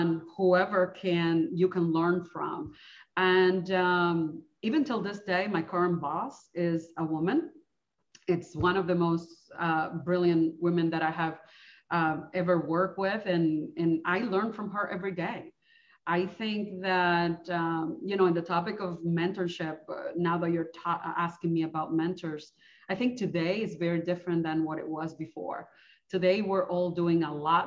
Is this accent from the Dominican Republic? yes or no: yes; Dominican Republic; moved away as an adult; now in United States; I am originally from the Dominican Republic.